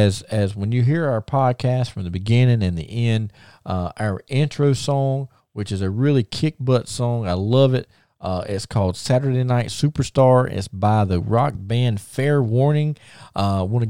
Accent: the South, United States; I'm from the South

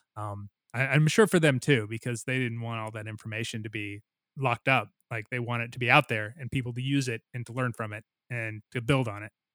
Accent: Missouri, United States; my home state of Missouri

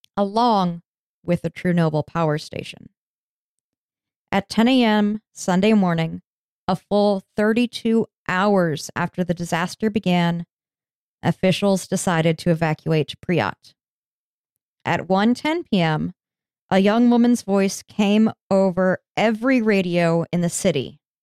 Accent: United States; I'm American

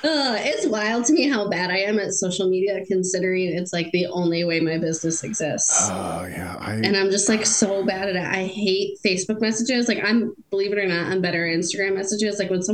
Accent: Plainwell, Michigan, United States; also born or lived in North Carolina; now in Mattawan, United States; I was born in Plainwall. My husband was too.

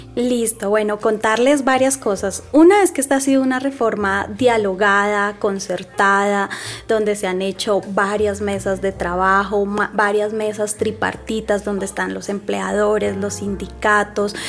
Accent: Bogotá, Colombia; yo soy bogotana

